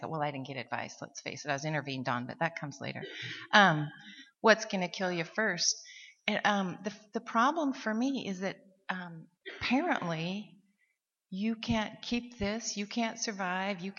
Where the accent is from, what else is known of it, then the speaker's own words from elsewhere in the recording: Seattle, Washington, United States; from Seattle, and I am a grateful recovering alcoholic